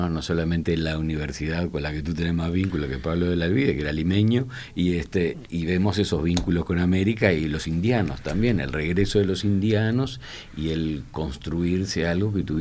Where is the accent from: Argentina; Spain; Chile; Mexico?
Spain; Andalusia; porque yo tengo que ser siempre gracioso, porque soy andaluz.